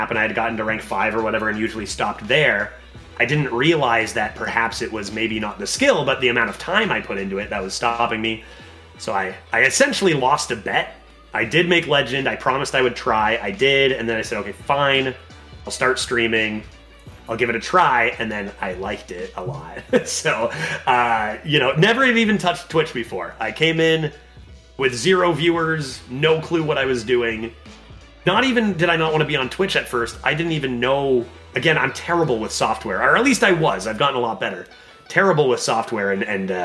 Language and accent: English; Canada; I'm Canadian